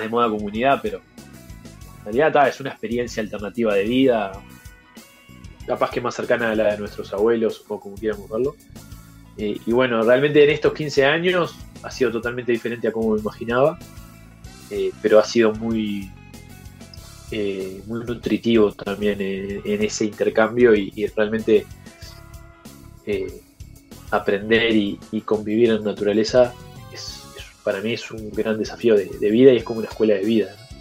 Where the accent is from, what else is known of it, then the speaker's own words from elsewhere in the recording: Colonia and Acevedo Díaz, Montevideo, Uruguay; alguien totalmente citadino como yo, que me crié en Colonia y Acevedo Díaz, al lado del túnel, hasta los 12 años